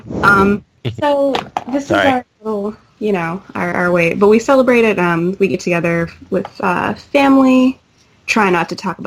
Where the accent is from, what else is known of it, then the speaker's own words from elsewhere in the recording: United States; I'm the token American